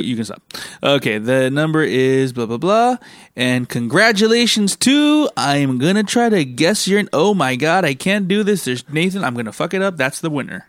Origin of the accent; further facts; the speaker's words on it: United States; moved away; also born or lived in Singapore; when I was growing up in America